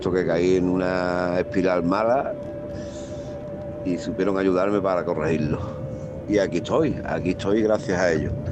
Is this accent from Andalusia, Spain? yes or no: yes; Jerez de la Frontera, Andalusia, Spain; Nosotros somos de Jerez, de de la Frontera.